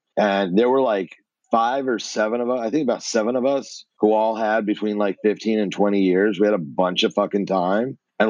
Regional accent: United States; I'm from what we call the tri-state area, New Jersey, New York, and Connecticut. So okay. nine schools, 12 years, three different states.

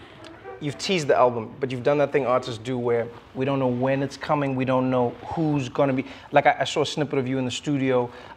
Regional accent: South Africa; my home country, South Africa.

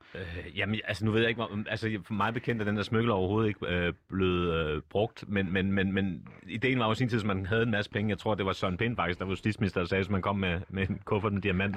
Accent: Copenhagen, Capital Region of Denmark, Denmark; accent: Copenhagen; jeg er født og opvokset på Nørrebro

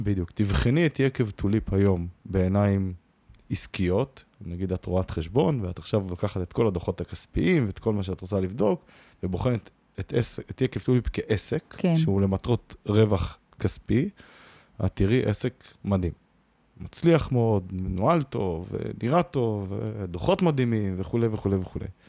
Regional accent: Israel; אנחנו נורא ישראלים

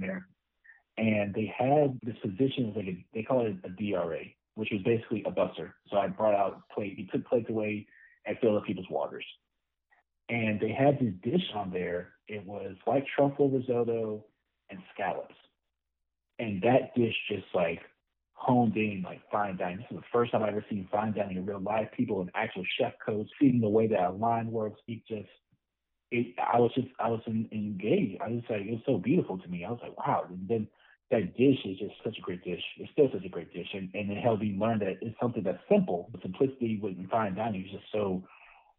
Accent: Mobile, Alabama, United States; moved away as an adult; also born or lived in Montgomery, Alabama; now in Birmingham, United States; I am from Mobile. Representing 251, proud Mobile native

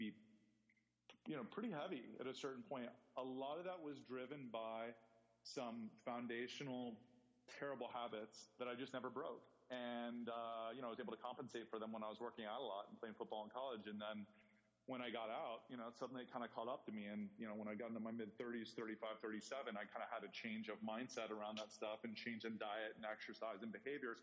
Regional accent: Ohio, United States; moved away as an adult; also born or lived in Indiana; I grew up in Ohio, went to school in Indiana

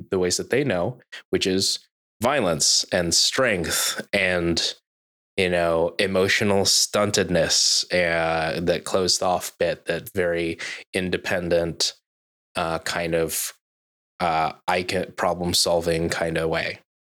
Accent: United States; growing up as a Filipino in America

